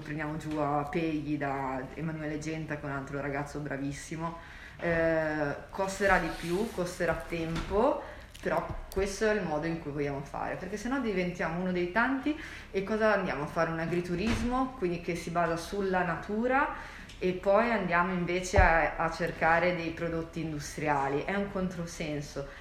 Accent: Genoa, Liguria, Italy; Siamo di Genova

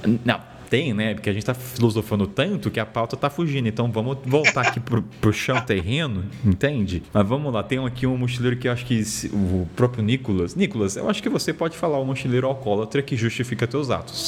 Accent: Taubaté, São Paulo, Brazil; eu sou de Taubaté, interior de São Paulo

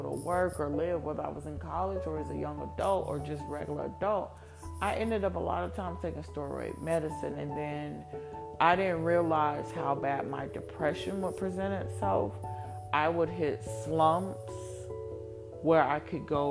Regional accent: Columbus, United States; moved away as an adult; also born or lived in rural Georgia; I don't look like these local girls I grew up in Columbus

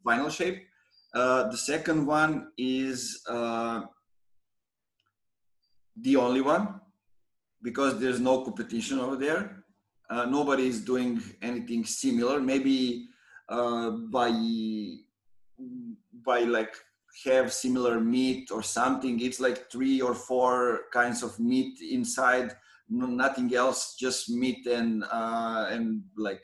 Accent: Pirot, Serbia; moved away; my hometown Pirot

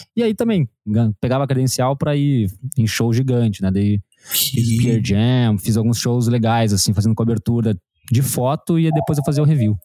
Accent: Curitiba, Paraná, Brazil; moved away as an adult; now in Bombinhas, Brazil; sou de Curitiba, agora moro em Bombinhas, aqui em Santa Catarina

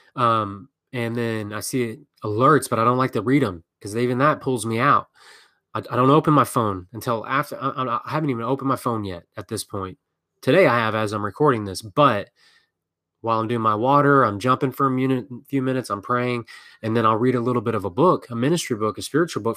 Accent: Texas, United States; I'm from Texas

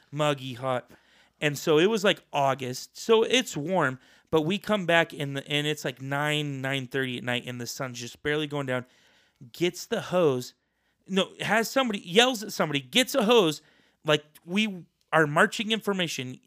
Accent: Boise, Idaho, United States; I'm from Boise, Idaho

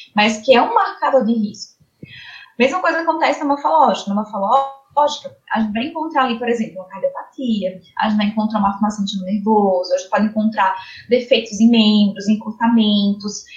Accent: Campina Grande, Paraíba, Brazil; also born or lived in Ribeirão Preto, São Paulo; Eu sou da Paraíba, na Fral de Campina Grande

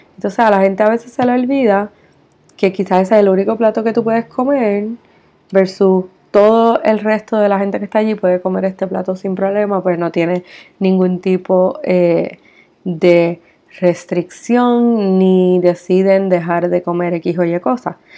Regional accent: Puerto Rico; como puertorriqueña vivo y resido en Puerto Rico

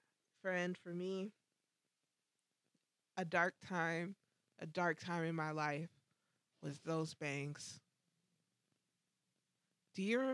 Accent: Orlando, Florida, United States; I'm from Orlando

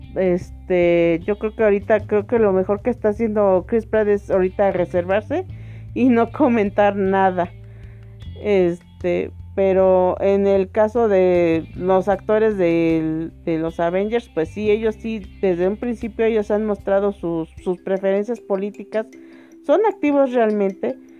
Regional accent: Mexico

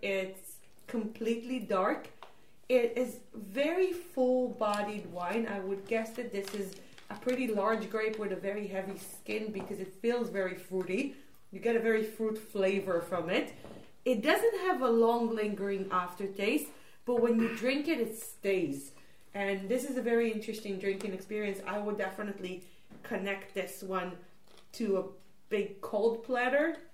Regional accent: Israel; now in China; I'm from Israel

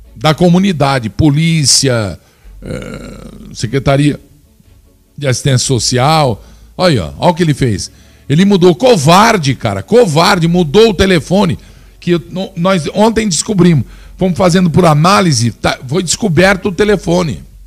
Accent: Flórida Paulista, São Paulo, Brazil; also born or lived in Piracicaba, São Paulo; Na cidade onde me criei, fui forjado. Não existe preconceito, somos todos. Lá é uma grande família, uma cidade pequena. O nome dela, Flórida Paulista. Sem falar que sou piracicabano de nascimento

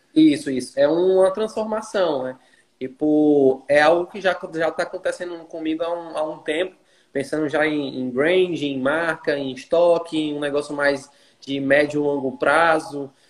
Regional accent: Fortaleza, Ceará, Brazil; moved away as an adult; now in Teresina, Brazil; eu sou natural de Fortaleza, é, nordestino nato aí, com muito orgulho, e atualmente eu moro em Teresina, Piauí

